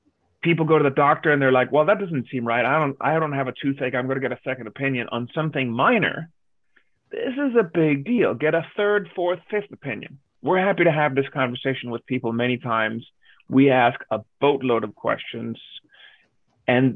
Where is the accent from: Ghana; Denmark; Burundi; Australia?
Denmark; now in Los Angeles, United States; I grew up in Denmark